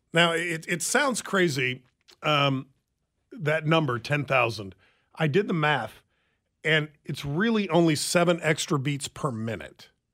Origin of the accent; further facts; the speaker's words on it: Lansing, Kansas, United States; He, he and I grew up together in Lansing.